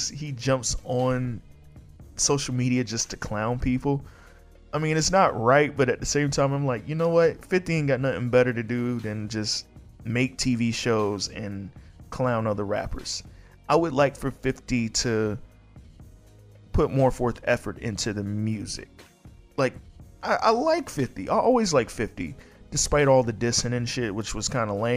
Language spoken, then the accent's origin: English; Virginia, United States; I'm from Virginia